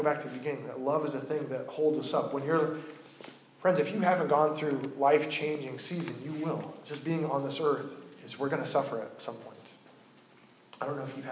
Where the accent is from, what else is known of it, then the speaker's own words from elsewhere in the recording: Oregon, United States; I'm from Oregon, and I grew up deep in Bigfoot lore